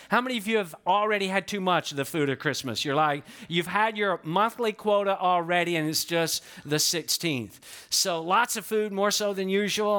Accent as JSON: {"language": "English", "region": "Georgia", "country": "United States", "moved": "yes", "lives_now": "Florida, United States", "said": "I'm from Georgia, but I've been in Florida longer than I ever lived in Georgia"}